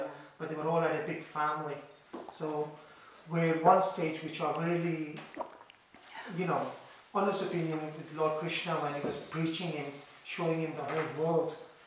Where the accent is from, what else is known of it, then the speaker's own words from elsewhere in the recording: London, United Kingdom; I'm from London